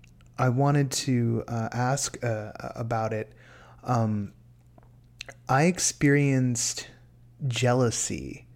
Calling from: California, United States; from California.

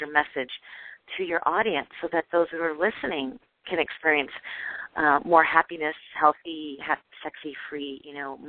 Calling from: California, United States; I'm calling from California, so it's still dark over here

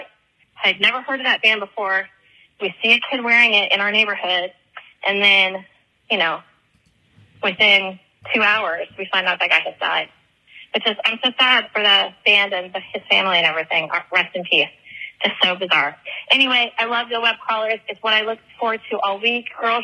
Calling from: Florida, United States; I'm calling from Florida.

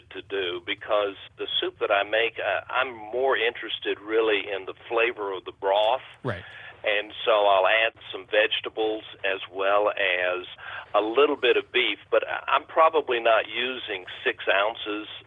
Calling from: Martinsville, Virginia, United States; I'm from Martinsville, Virginia.

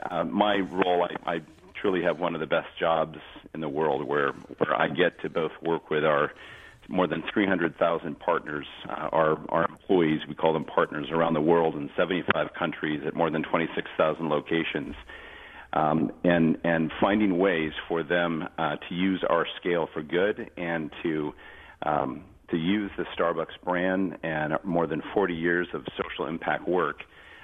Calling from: Seattle, Washington, United States; I am indeed. I'm out here in Seattle, and I'm in my basement of my home.

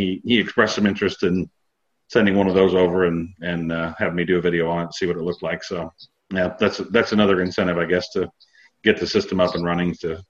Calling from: Ohio, United States; North of Columbus, Ohio.

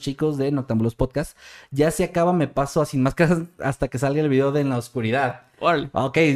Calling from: Argentina; desde Argentina.

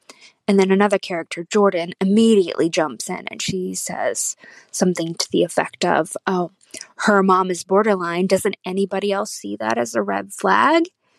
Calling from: Auckland, New Zealand; I'm calling from Auckland, New Zealand

